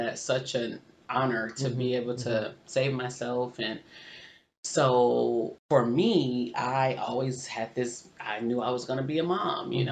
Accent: Grand Rapids, Michigan, United States; now in Easton, Pennsylvania, United States; I'm from Grand Rapids.

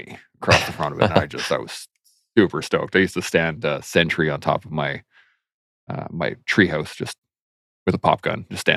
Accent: southern Alberta, Canada; also born or lived in Calgary / Lethbridge / Claresholm / Pincher Creek; born and raised in southern Alberta

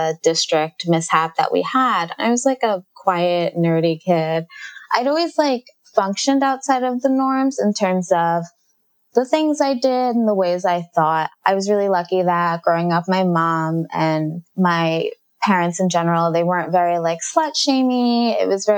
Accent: New York City, New York, United States; now in New York City, United States; I grew up in Jamaica, Queens, in New York

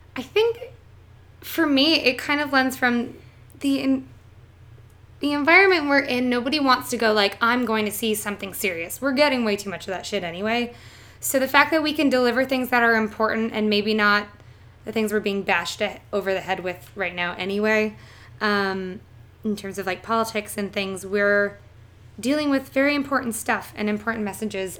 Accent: southern Ontario, Canada; moved away as an adult; also born or lived in Toronto; now in New York, United States; I am from a small city in southern Ontario. So I am Canadian

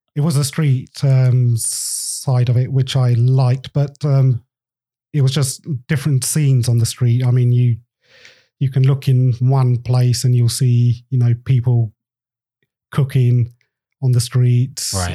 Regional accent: England, United Kingdom; I'm um, Indian. I was born in England, so half and half.

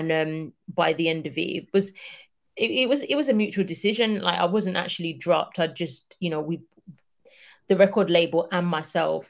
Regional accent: United Kingdom; us as Black British people

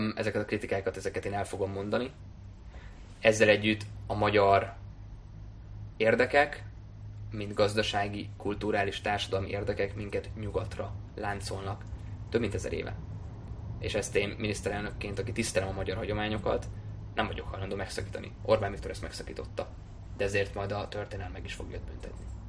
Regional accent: Hungary; first language German; also born or lived in Germany; én elsősorban magyar vagyok, másodszorban európai polgár vagyok

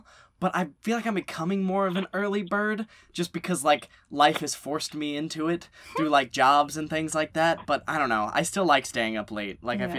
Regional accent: North Carolina, United States; moved away as an adult; now in Los Angeles, United States; we're originally from North Carolina, so when we moved out to LA, a little less than a year ago, I guess at this point, I guess a little more than a year for me, a little less for Lauren.

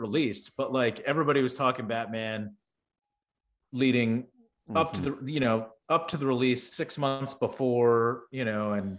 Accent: outside Houston, Texas, United States; I grew up outside Houston.

